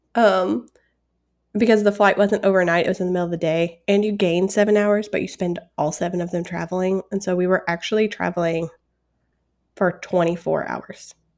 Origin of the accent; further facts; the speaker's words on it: United States; I'm American